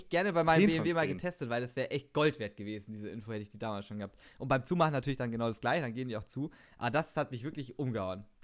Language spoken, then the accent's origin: German; Baden-Württemberg, Germany; Ich bin ja ein Schwabe.